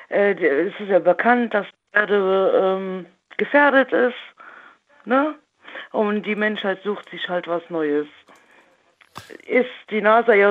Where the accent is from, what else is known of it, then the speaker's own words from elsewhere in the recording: Rhineland-Palatinate, Germany; Nähe Trier.